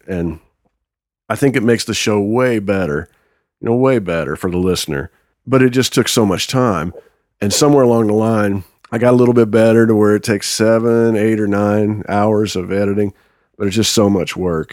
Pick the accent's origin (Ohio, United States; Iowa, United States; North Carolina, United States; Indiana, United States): Indiana, United States; Wanamaker; I'm from Wanamaker, Indiana